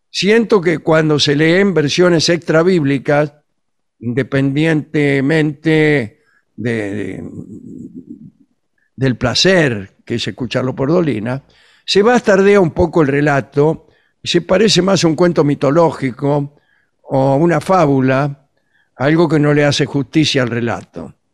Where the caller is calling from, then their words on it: Zárate, Buenos Aires Province, Argentina; de Zárate